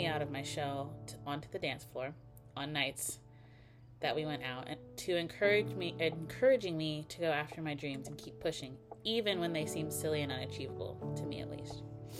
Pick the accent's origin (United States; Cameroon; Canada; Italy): United States; Tennessee; also born or lived in Ohio; now in Los Angeles, United States; I grew up partially in Ohio, and then we moved to Tennessee. But I'm very grateful for having moved out